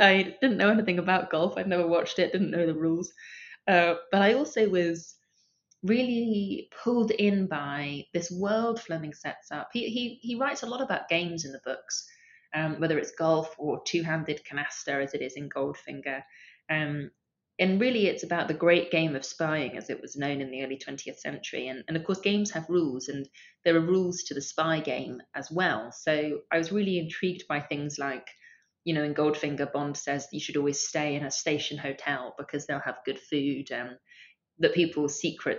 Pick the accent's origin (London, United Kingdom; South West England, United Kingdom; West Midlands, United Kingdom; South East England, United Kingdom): London, United Kingdom; I grew up in Camden Town